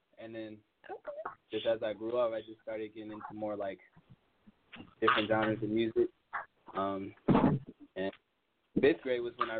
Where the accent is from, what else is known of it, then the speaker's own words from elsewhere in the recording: Chicago area, Illinois, United States; also born or lived in Westmont, Illinois / South Holland, Illinois / Villa Park, Illinois; Okay, yeah, so I was born in Westmont, and I lived in South Holland from, like, a baby until about fifth grade. And then with my parents divorced, and after that, we moved out to Villa Park, which is, like, kind of like a more suburban area. And I've been living there ever since.